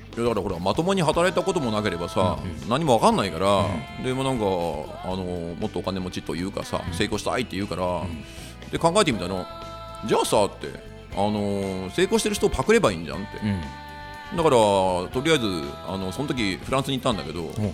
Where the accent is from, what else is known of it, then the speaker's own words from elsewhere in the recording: Kyushu, Oita, Japan; 九州が出身だから